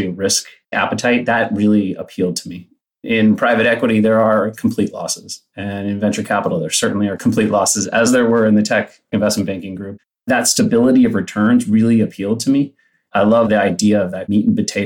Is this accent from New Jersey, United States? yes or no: no; Palo Alto, California, United States; I grew up in Palo Alto. I was a public high school kid